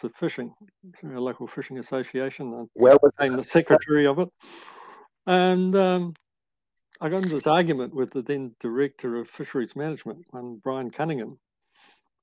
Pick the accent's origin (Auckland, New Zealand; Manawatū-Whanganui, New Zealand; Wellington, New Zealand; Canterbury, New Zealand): Auckland, New Zealand; Papakura; moved away as an adult; now in Kaikoura, New Zealand; I was born in Papakura and went to Waikato University initially, and then Auckland University